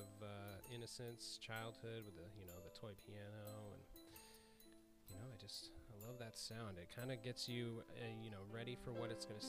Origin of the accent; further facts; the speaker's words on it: Wyoming, United States; I grew up in Wyoming, so there wasn't a whole lot of acts that I enjoyed that were coming through my town.